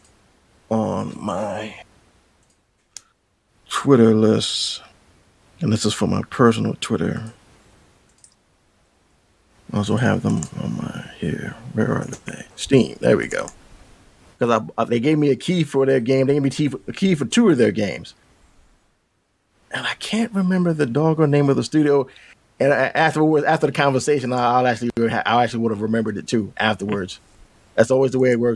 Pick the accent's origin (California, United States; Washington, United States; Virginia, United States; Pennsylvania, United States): Pennsylvania, United States; Philadelphia; now in Northeast Pennsylvania, United States; I'm about a good couple hours away from my hometown of Philly